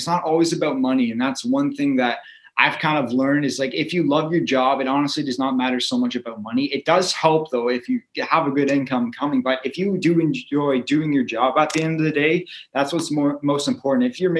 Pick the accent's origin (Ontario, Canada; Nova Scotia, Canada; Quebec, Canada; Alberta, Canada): Alberta, Canada; Calgary; born there; also born or lived in Orangeville / Woodstock; now in Owen Sound, Canada; I was born in Calgary, moved to Orangeville, Woodstock. Now I'm here in Owen Sound.